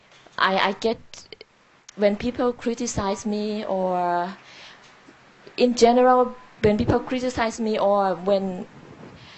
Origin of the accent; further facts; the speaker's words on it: Thailand; now in California, United States; I'm originally from Thailand, but now I live in California.